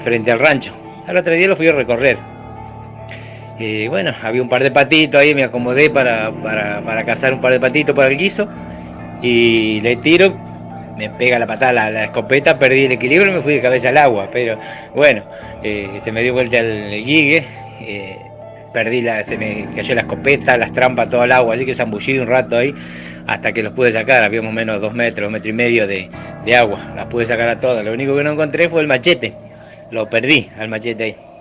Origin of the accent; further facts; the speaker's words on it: Ramallo, Buenos Aires Province, Argentina; soy acá de Ramallo, tengo un rancho en las Islas Lechiguana